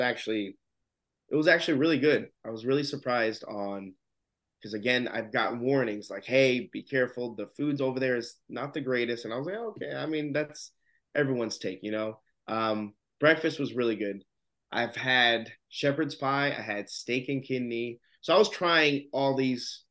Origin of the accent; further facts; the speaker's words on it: United States; As an American